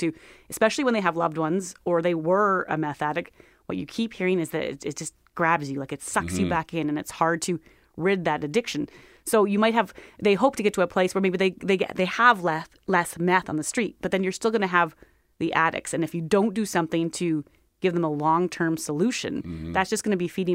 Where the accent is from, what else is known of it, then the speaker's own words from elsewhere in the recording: Minnedosa, Manitoba, Canada; I grew up in Minnedosa